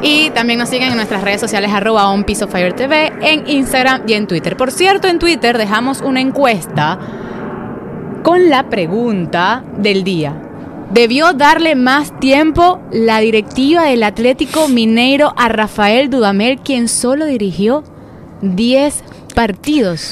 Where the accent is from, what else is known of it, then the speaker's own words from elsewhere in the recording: Venezuela; como venezolana